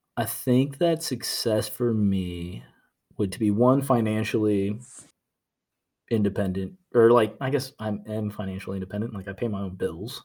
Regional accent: Norfolk, Virginia, United States; moved away as an adult; also born or lived in Nashville; I was born and raised in Norfolk, Virginia.

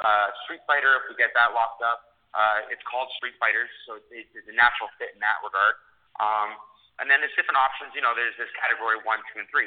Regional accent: Canada; I'm Canadian

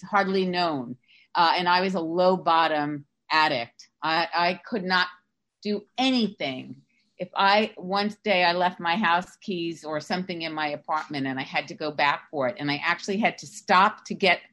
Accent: New York, United States; now in Sarasota, United States; I'm from New York. Right now I'm living in Sarasota, Florida

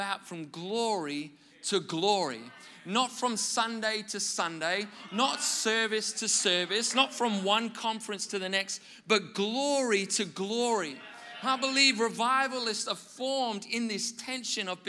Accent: Wales, United Kingdom; I grew up in Wales in the UK

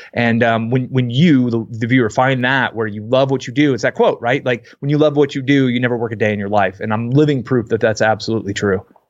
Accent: Bay Area, California, United States; I grew up in the Bay Area

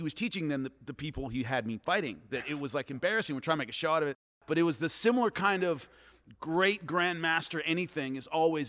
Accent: Long Beach, California, United States; I'm from Long Beach, California

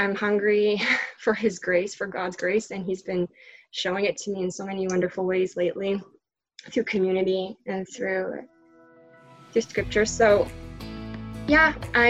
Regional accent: Trois-Rivières, Quebec, Canada; also born or lived in Montreal; my whole family is in Trois-Rivières, my hometown

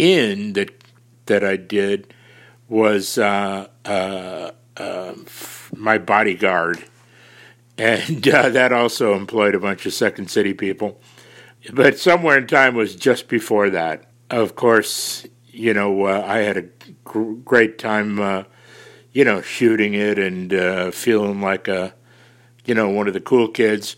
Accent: Chicago, Illinois, United States; I was born and raised on the South Side

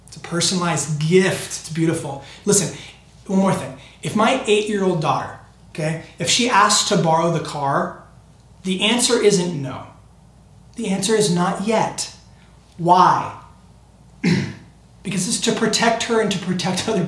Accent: Temecula, California, United States; also born or lived in San Diego, California; we grew up in the Temecula Valley

